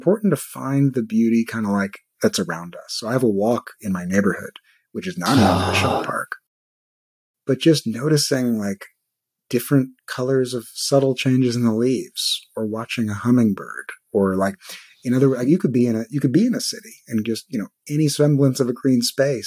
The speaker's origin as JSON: {"language": "English", "town": "New York City", "region": "New York", "country": "United States", "tie": "born or raised there", "moved": "as an adult", "lives_now": "California, United States", "said": "I grew up in Brooklyn, New York"}